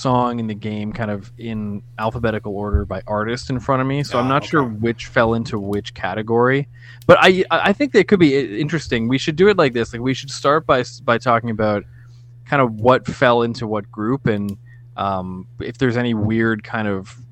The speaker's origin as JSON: {"language": "English", "country": "Canada", "said": "We're Canadian"}